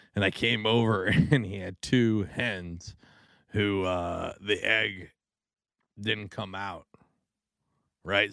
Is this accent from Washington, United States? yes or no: yes; Washington, United States; moved away; I grew up in Washington